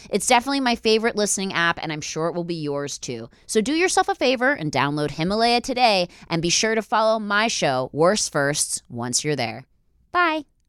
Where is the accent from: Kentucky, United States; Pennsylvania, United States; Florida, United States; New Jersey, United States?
Pennsylvania, United States; Philadelphia; now in Los Angeles, United States; I'm from Philly